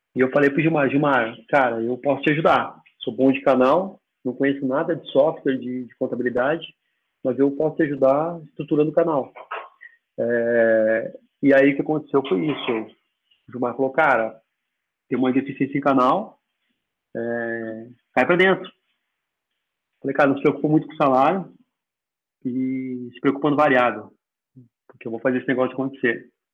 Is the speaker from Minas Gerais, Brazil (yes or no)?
no; Bagé, Rio Grande do Sul, Brazil; moved away as an adult; also born or lived in Florianópolis; now in Curitiba, Brazil; eu sou natural de Bagé, do interior do Rio Grande do Sul